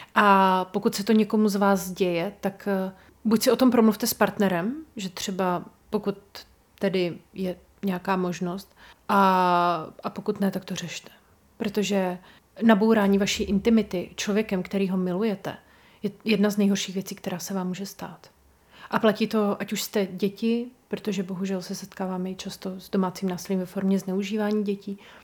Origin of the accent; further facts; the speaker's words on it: Brno region, South Moravian Region, Czechia; u nás na Brněcku